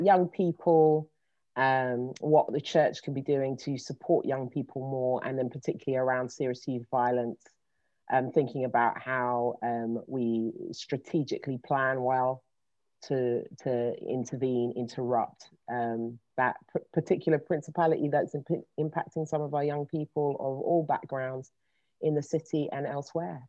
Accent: London, United Kingdom; I'm based, I live in London, born and raised

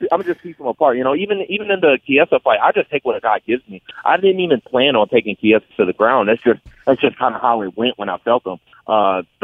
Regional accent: Michigan, United States; we're both from Michigan

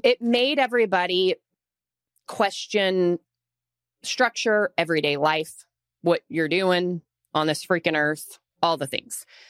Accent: Austin, Texas, United States; now in Dallas, United States; I'm from Austin originally, so we've been here in Dallas for like 6 years.

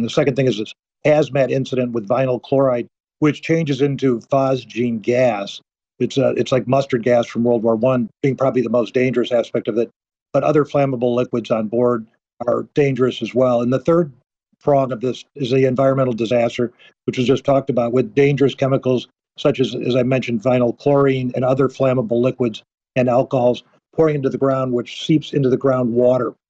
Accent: Midwest, United States; I'm, I'm a Midwesterner

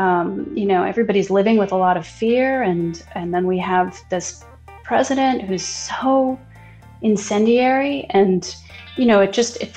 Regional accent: New York City, New York, United States; I grew up in New York and I went to public schools my whole life

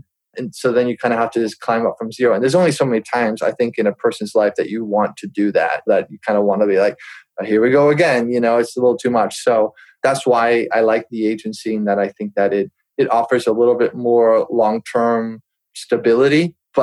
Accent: United States; I'm used to as an American

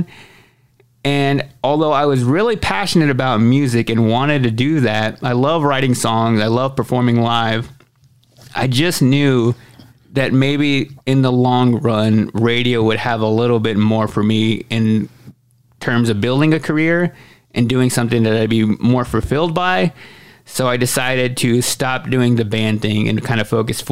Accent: Waxahachie, Texas, United States; also born or lived in Austin, Texas; I moved from my hometown of Waxahachie, Texas to Austin, Texas

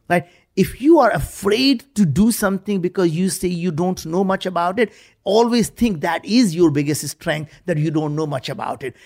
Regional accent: India; moved away as an adult; now in United States; growing up in India, we were very, very poor.

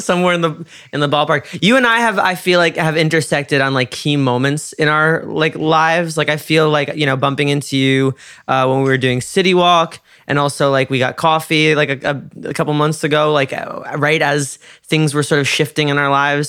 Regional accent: New York, United States; moved away; I'm from New York

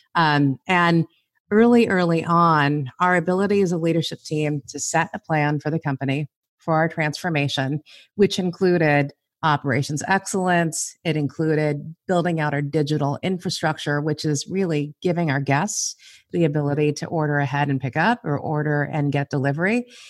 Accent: Los Angeles, California, United States; I am a first generation American, born and raised in Southern California. We were raised in East L A.

